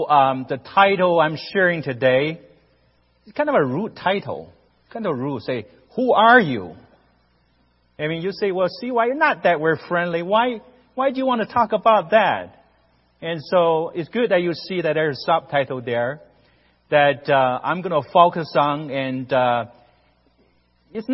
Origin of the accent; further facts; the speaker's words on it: Northeast China, China; English is a second language; moved away as an adult; now in United States; Both my wife and I, we grew up in China